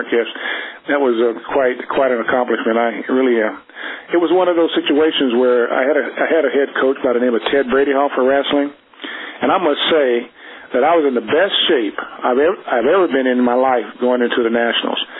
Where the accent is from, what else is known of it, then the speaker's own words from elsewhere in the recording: Yuma, Arizona, United States; my hometown, Yuma, Arizona.